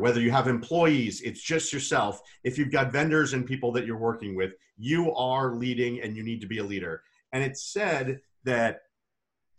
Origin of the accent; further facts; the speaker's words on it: Bayside, Wisconsin, United States; I'm from Bayside, Wisconsin